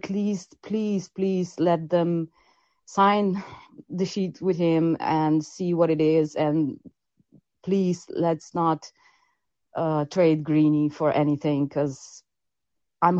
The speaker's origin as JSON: {"language": "English", "country": "Slovenia", "said": "I'm from Slovenia"}